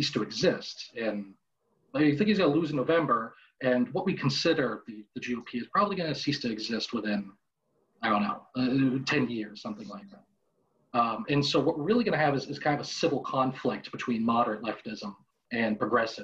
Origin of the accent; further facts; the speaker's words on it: Boston, Massachusetts, United States; I was born and raised in Boston, Massachusetts